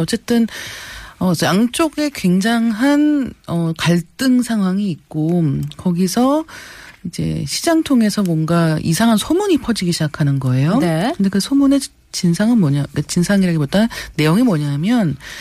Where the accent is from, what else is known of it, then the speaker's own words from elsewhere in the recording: South Korea; 저도 한국인이기 때문에